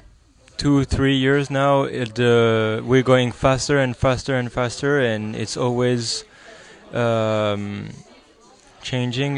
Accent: France; from France

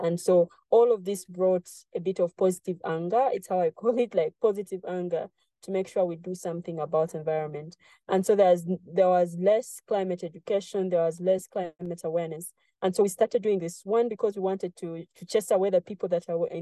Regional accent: Jinja, Eastern Region, Uganda; this is where I grew up in Jinja, Uganda

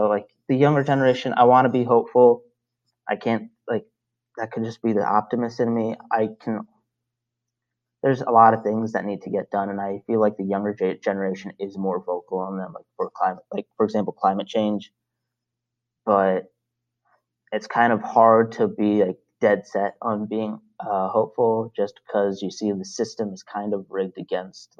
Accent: Salisbury, Maryland, United States; born or raised there; also born or lived in Brooklyn, New York, United States

